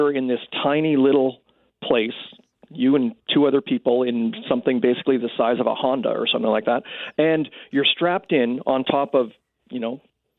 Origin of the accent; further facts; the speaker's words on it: Canada; explaining, you know, what I would do as a Canadian astronaut, because we only have a few astronauts